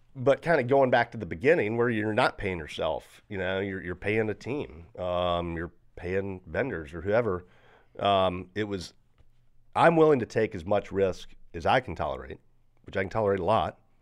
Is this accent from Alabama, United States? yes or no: no; Greensboro, North Carolina, United States; I'm from Greensboro